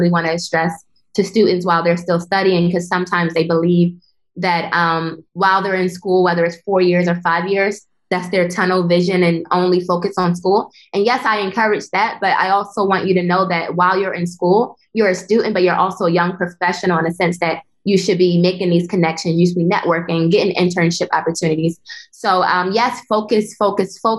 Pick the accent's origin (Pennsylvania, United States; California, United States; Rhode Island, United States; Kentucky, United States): Pennsylvania, United States; Philadelphia; moved away as an adult; also born or lived in Italy / Boston / New York; now in Switzerland; I'm originally from Philadelphia.